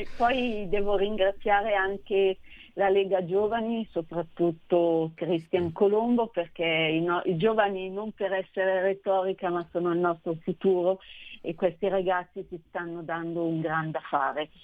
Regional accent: Nosate, Lombardy, Italy; il comune di, di Nosate, che tra l'altro è anche il mio paese

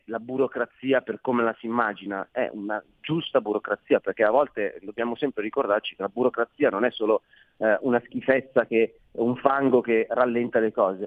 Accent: Milan, Lombardy, Italy; accent: Milanese; come si sente dal mio accento sono milanese

